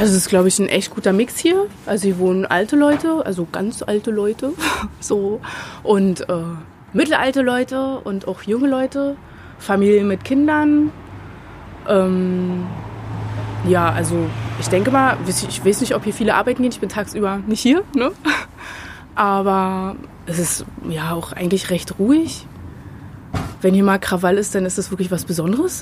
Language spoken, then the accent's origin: German; Potsdam, Brandenburg, Germany; bin in Potsdam geboren und aufgewachsen